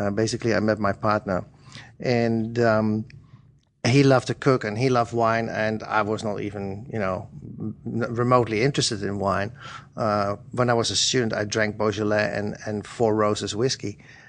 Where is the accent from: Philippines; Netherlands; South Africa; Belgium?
Netherlands; moved away as an adult; also born or lived in Berlin, Germany; now in United Kingdom; I'm originally Dutch.